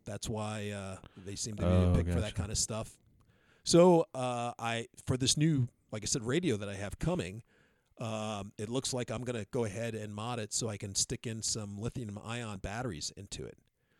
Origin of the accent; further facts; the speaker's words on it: Texas, United States; from the hills of Texas.